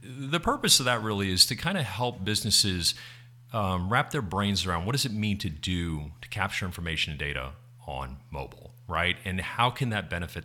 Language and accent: English; Texas, United States; now in New Jersey, United States; So I'm still a Texan through and through